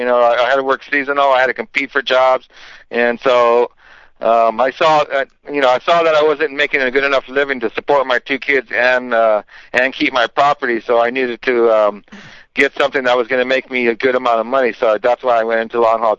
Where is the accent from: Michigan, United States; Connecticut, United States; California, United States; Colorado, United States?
California, United States; Los Angeles; moved away as an adult; now in Yosemite, United States; I grew up in East Los Angeles and lived all around L.A. and worked for L.A. County Fire Department.